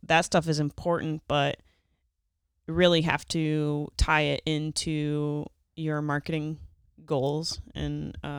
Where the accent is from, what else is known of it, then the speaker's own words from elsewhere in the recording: Pittsburgh, Pennsylvania, United States; moved away; I'm originally from Pittsburgh area